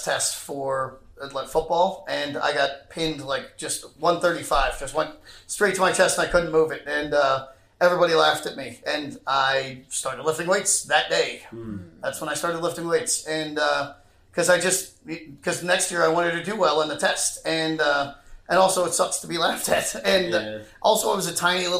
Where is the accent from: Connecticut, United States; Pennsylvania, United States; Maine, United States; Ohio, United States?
Pennsylvania, United States; Wayne; In this very, very rich area of Philly called... It's by Villanova University